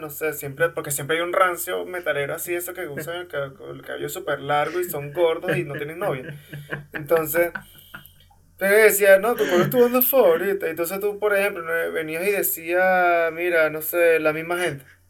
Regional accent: Maracay, Aragua, Venezuela; Nosotros somos de Maracay

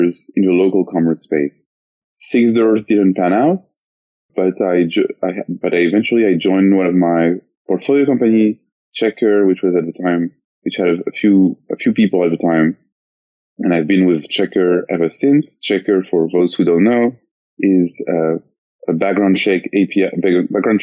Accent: France; moved away as an adult; now in San Francisco, United States; I'm from France.

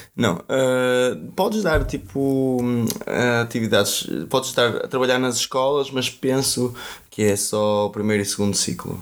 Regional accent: Vila do Conde, Norte, Portugal; first language Portuguese; moved away as an adult; also born or lived in Brazil; o local onde eu nasci que é Vila do Conde

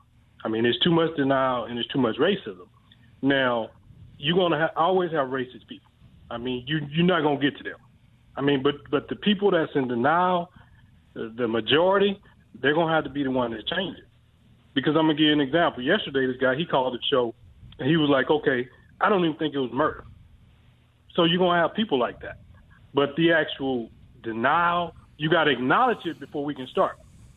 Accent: Mississippi, United States; moved away; I'm originally from Mississippi.

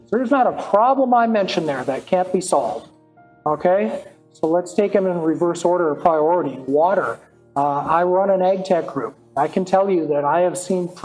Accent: North Dakota, United States; I'm from the Midwest. I grew up in North Dakota.

